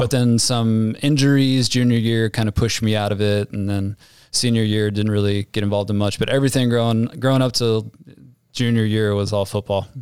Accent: Ohio, United States; also born or lived in Dayton, Ohio / Amelia, Ohio; Grew up in Ohio, so, uh, suburb of Dayton, Ohio, and then moved to Amelia, Ohio, a suburb of Cincinnati

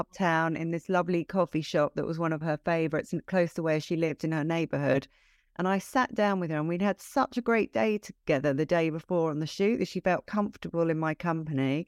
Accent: London, United Kingdom; moved away as an adult; also born or lived in Brighton; I'm from London originally

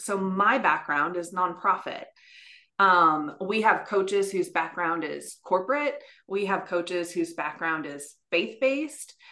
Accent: West Lafayette, Indiana, United States; I actually grew up in West Lafayette

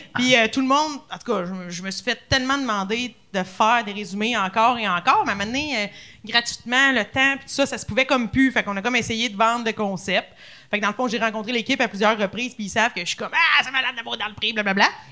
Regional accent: Louiseville, Quebec, Canada; also born or lived in Lanaudière; je viens de la Naudière

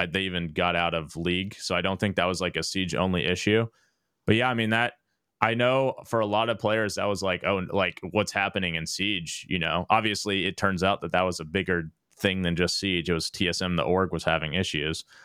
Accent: Dallas, Texas, United States; I grew up in Dallas

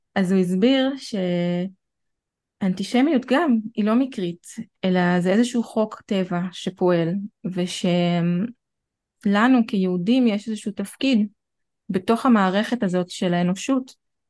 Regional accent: Israel

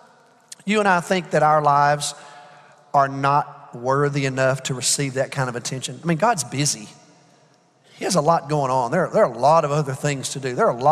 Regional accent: Alabama, United States; also born or lived in Georgia; now in Texas, United States; I'm from Alabama

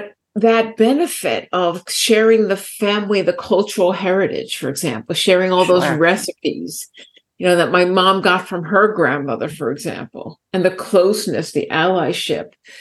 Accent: New York City, New York, United States; Growing up in New York City

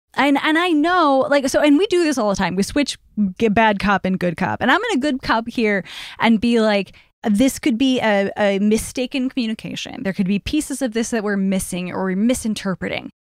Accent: Chicago, Illinois, United States; I grew up in Chicago, too.

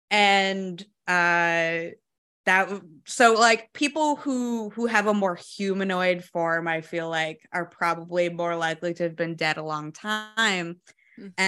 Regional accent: New Jersey, United States; I grew up in in Jersey, so like we went to a lot of like black light haunted houses.

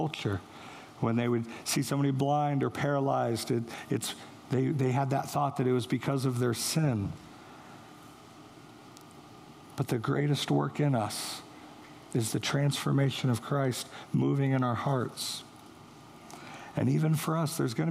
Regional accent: St. Joseph, Missouri, United States; moved away; that's where I'm from, St. Joe

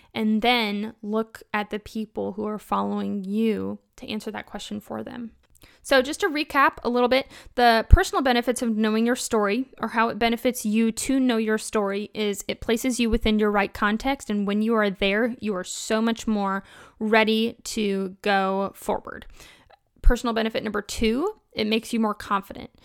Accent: Kentucky, United States; I'm from Kentucky

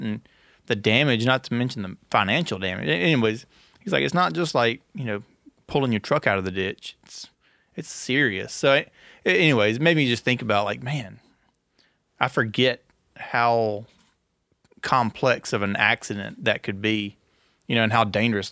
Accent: Gilbert, Louisiana, United States; born or raised there

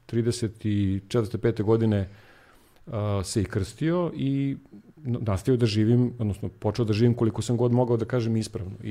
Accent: Sjenica, Zlatibor District, Serbia; moved away; also born or lived in Belgrade; ja sam eh, rođen u Beogradu, ali sam proveo detinstvo u Sjenici.

